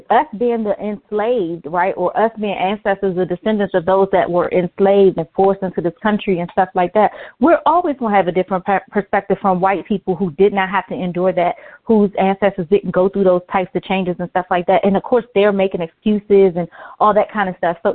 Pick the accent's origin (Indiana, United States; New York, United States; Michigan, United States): New York, United States; Brooklyn; growing up in Brooklyn or whatever, you know, you see um, all these shops on the street